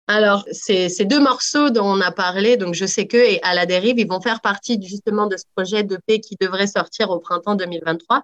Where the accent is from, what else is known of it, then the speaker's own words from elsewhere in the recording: France; je suis née en France aussi